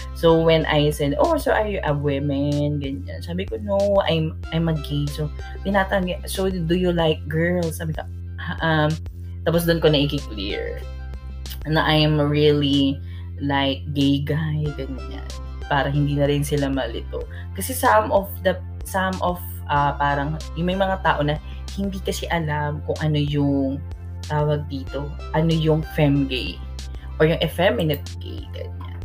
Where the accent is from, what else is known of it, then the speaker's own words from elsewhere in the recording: Philippines; super proud ako as a Filipino and sa Filipino language